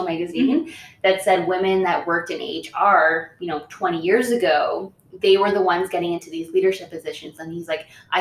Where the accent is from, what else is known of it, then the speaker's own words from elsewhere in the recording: Orillia, Ontario, Canada; I grew up in Orillia, which is not on reservation, but close to one